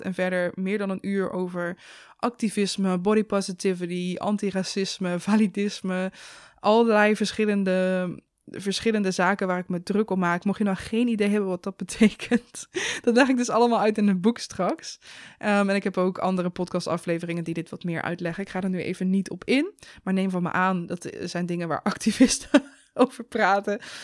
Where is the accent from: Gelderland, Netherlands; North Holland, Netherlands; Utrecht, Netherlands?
Gelderland, Netherlands; Zevenaar; door die omgeving waar ik ben opgegroeid